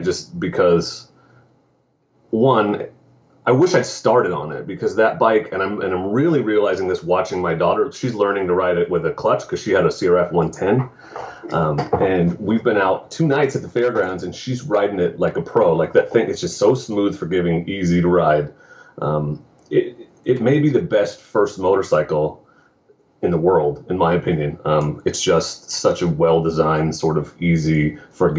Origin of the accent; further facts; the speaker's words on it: Sweet Home, Oregon, United States; I grew up in Sweet Home and grew up driving around in the woods